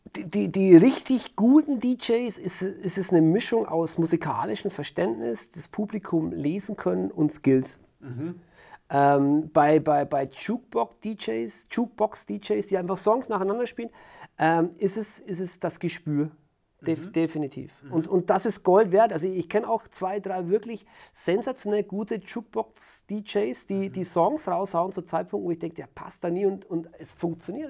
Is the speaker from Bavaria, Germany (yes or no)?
yes; Franconia, Nuremberg area, Bavaria, Germany; war hier in Fachheim, meiner, meiner Heimatstadt, eine kleine Stadt im Fränkischen, im Nürnberger Raum.